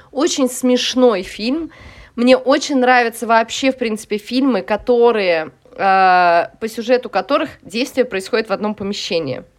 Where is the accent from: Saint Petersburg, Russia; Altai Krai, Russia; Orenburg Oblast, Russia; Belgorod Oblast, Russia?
Saint Petersburg, Russia; also born or lived in Moscow; я росла в Купчино, в Петербурге